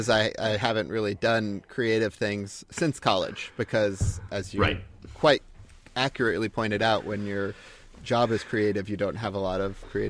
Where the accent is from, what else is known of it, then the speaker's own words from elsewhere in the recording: Joplin, Missouri, United States; But I grew up mostly in Joplin, Missouri. That's where we spent the majority of my childhood, which is in the southwest corner of Missouri